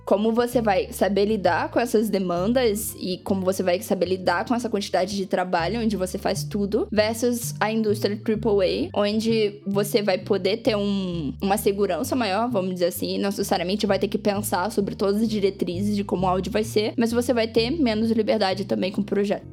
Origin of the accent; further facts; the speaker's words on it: Brazil; nós como brasileiros